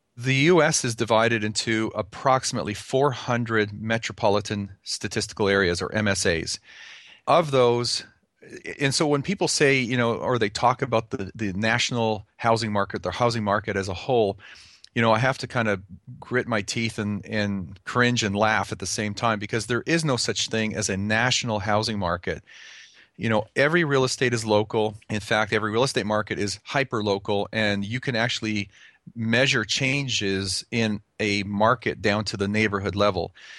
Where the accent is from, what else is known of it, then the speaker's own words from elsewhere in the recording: Calgary, Alberta, Canada; now in United States; I was, uh, born and raised in Calgary, Canada, so I'm an, I'm a native Can-, Canadian